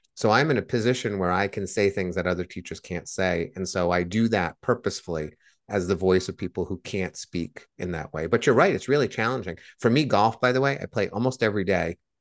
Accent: Blackstone, Massachusetts, United States; When I was growing up in Blackstone, Massachusetts

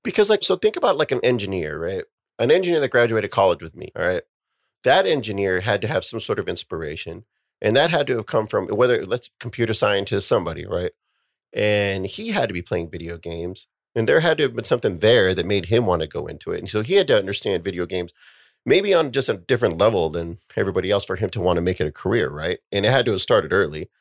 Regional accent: United States; We as an American society

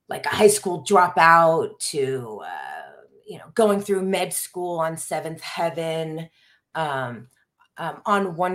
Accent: Quantico, Virginia, United States; born there; Well, I was born in Quantico, Virginia. My dad was in the Marines.

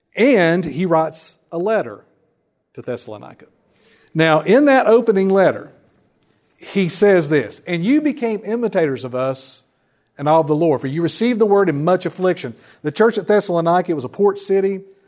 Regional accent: Wilkes County, North Carolina, United States; moved away as an adult; now in Lumberton, United States; I'm originally from Wilkes County up towards Boone that way

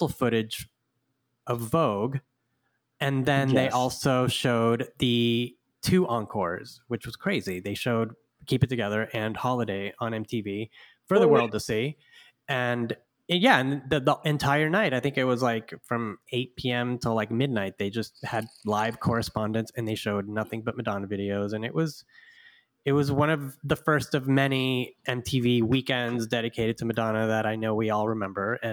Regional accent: Houston, Texas, United States; I grew up in Houston, Texas

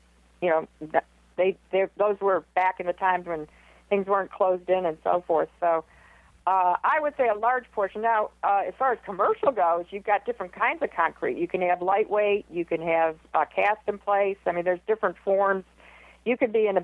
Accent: Michigan, United States; now in Houston, United States; I'm from Michigan

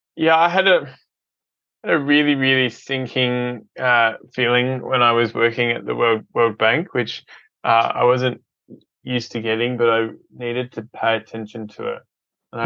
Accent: Adelaide, South Australia, Australia; grew up in Adelaide, um, and uh, it's been home for uh, most

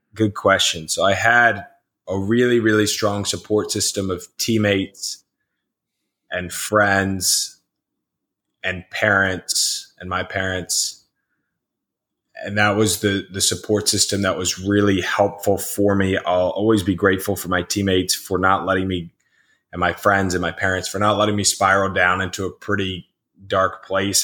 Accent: Rockville, Maryland, United States; in my hometown of Rockville, Maryland

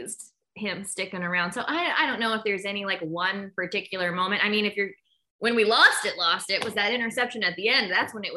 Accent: Canton, Ohio, United States; also born or lived in Los Angeles, California / New York / North Carolina; now in Cleveland, United States; I am from Canton, Ohio, 330 PTO girl, Perry Pride.

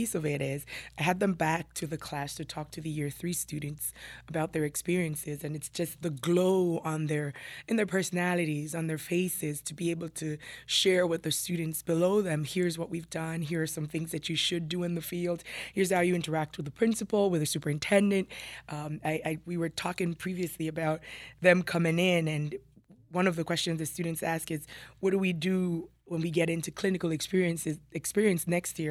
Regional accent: Jamaica; moved away as an adult; also born or lived in New York City; now in Burlington County, United States; I was born and raised in Jamaica

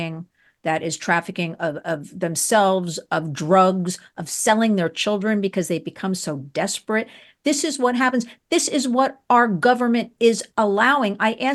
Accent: New York, United States; Why should I leave my hometown, right?

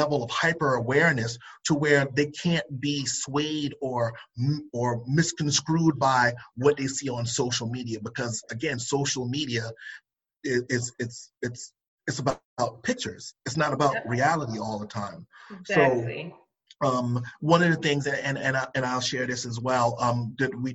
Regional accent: Charleston, South Carolina, United States; I'm from the coast. I'm from Charleston, South Carolina.

